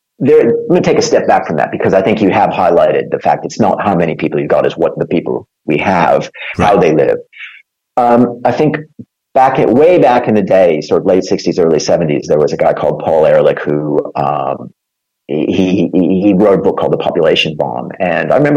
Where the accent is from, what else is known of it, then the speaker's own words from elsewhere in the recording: Minnesota, United States; moved away as an adult; now in United Kingdom; I was born in Minnesota